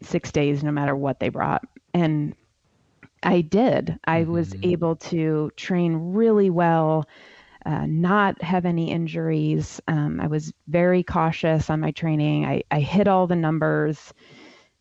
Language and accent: English; Ohio, United States; now in South Carolina, United States; Where I grew up in Ohio